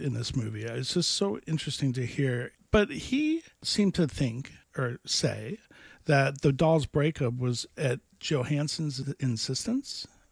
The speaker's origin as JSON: {"language": "English", "town": "Miami", "region": "Florida", "country": "United States", "tie": "born or raised there", "said": "I grew up in Miami, which is not the Miami it is today"}